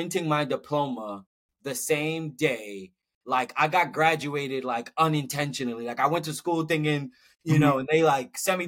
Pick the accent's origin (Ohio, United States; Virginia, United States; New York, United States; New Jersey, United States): New York, United States; New York City; so I'm a New Yorker. Brooklyn born and raised